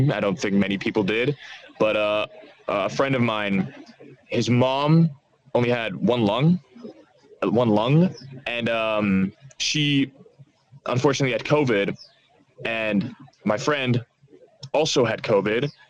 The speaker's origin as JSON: {"language": "English", "country": "Australia", "lives_now": "Amsterdam, Netherlands", "said": "yeah, I'm Australian. You know, I've been here for uh, for since uh, what was it like June of last year"}